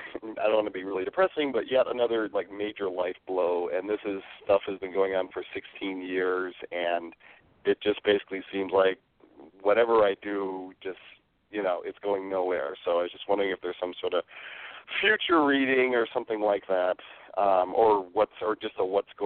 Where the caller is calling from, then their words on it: San Mateo, California, United States; I've called in before. I'm calling from San Mateo, California.